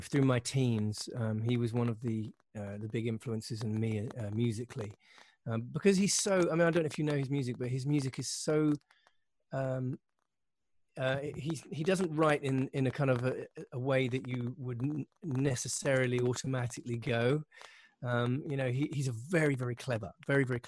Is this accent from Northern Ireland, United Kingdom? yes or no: no; Windsor, South East England, United Kingdom; in the south of England, not far from London. I was born in Windsor